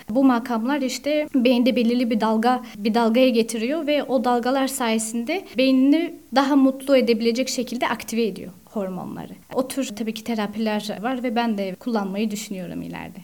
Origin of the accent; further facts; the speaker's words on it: Strasbourg, Grand Est, France; also born or lived in Istanbul / Switzerland; now in Paris, France; Strasbourg doğumluyum.